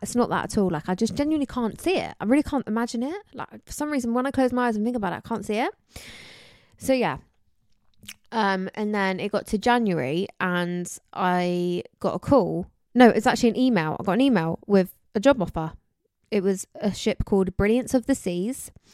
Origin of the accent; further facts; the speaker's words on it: Somerset, South West England, United Kingdom; I'm from, um, Somerset